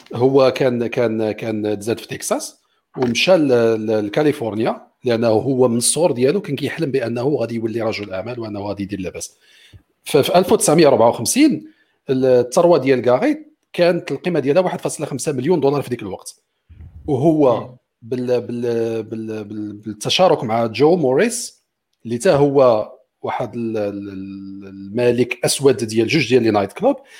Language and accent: Arabic; Morocco; عندنا في المغرب